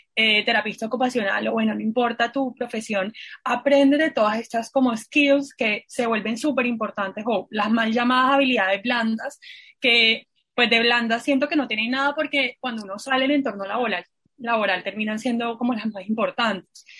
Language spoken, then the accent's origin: Spanish; Santa Marta, Magdalena, Colombia; moved away; yo soy de Santa Marta